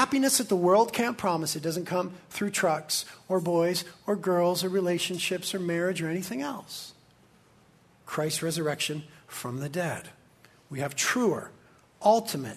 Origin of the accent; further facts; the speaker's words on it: Carpinteria, California, United States; I was born and raised in Carpinteria.